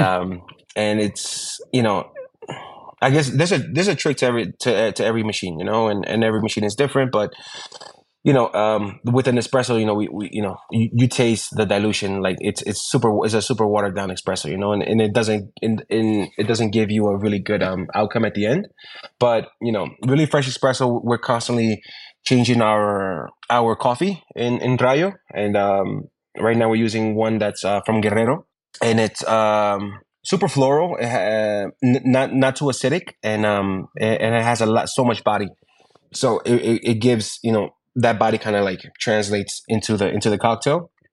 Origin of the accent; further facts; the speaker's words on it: New York, United States; moved away as an adult; also born or lived in Ecuador; now in Mexico City, Mexico; I was born in Ecuador, but I was raised in New York